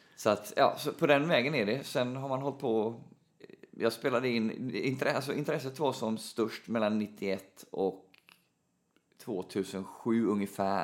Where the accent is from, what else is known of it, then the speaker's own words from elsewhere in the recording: Mölndal, Västra Götaland, Sweden; för oss som är uppvuxna i Mölndal